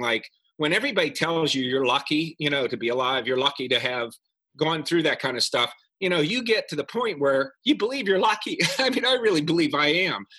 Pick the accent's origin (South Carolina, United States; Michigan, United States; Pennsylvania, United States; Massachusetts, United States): Pennsylvania, United States; moved away as an adult; I was from Pennsylvania.